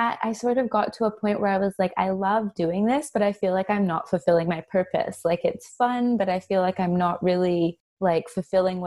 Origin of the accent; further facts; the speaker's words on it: Canada; moved away as an adult; now in Australia; I'm from Canada originally, but I moved here 8 years ago.